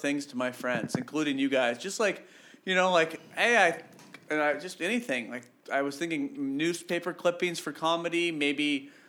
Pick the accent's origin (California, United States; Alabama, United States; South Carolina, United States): California, United States; Santa Rosa; where I grew up in Santa Rosa, you could drive across it in 15 minutes.